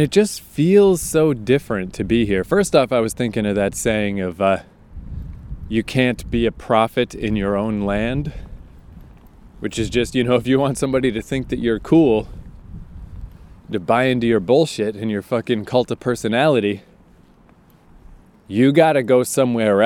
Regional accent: Fredericton, New Brunswick, Canada; moved away; I am back in my hometown of Fredericton, New Brunswick, Canada, for Christmas

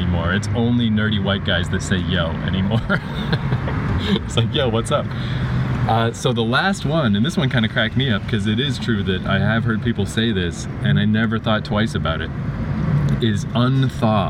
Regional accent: New Brunswick, Canada

